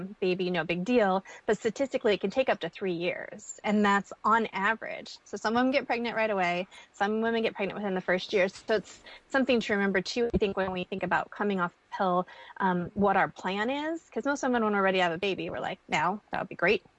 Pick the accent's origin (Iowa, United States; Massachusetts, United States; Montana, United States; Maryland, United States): Montana, United States; I'm a girl from Montana who grew up with cattle ranching families